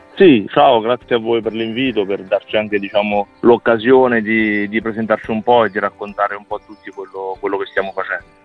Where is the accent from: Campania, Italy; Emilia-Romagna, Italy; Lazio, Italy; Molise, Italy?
Molise, Italy; Termoli area, province of Campobasso; io abito a Termoli, quindi è a quindici chilometri da Petacciato, quindi, diciamo, nel mio, nel mio territorio, il mio paese nativo.